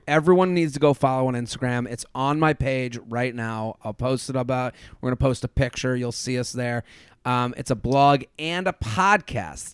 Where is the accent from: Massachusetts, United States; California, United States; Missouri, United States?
Massachusetts, United States; Boston; coming from Penn State, and I'm from Boston